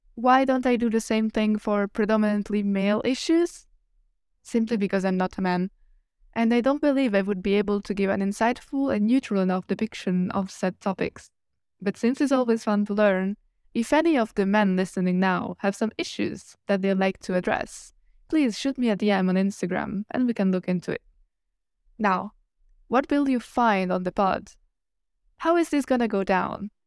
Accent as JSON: {"language": "English", "country": "Italy", "also_born_or_lived": "Switzerland", "second_language": "English", "moved": "as an adult", "said": "I am from Italy, so my native language, it's not English."}